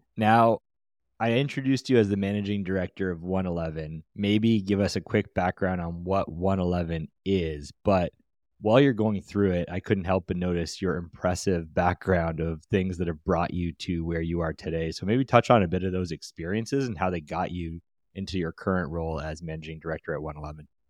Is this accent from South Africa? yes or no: no; Canada; as a Canadian ourselves